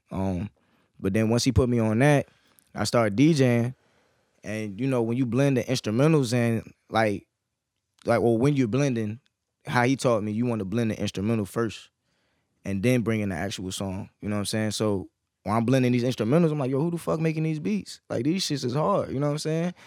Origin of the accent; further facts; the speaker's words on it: Fredericksburg, Virginia, United States; moved away as an adult; now in Norfolk, United States; I was born and raised in Fredericksburg